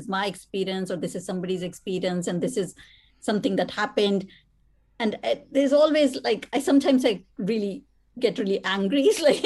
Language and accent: English; India; moved away; writing as an Indian woman